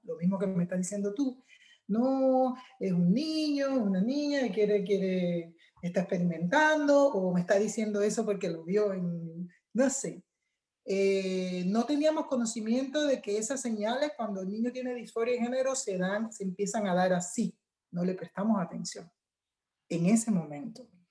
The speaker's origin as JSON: {"language": "Spanish", "country": "Cuba", "also_born_or_lived": "Chile", "moved": "yes", "lives_now": "United States", "said": "yo soy cubana"}